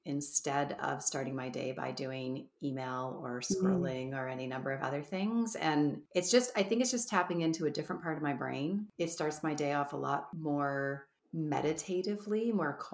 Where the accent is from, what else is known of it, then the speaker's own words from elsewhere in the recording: Canada; we're Canadian